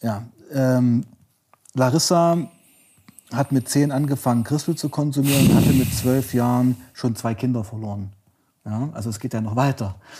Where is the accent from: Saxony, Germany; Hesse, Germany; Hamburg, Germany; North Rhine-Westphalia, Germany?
Saxony, Germany; also born or lived in Weißenfels, Saxony-Anhalt / Leipzig; Ich komme aus Sachsen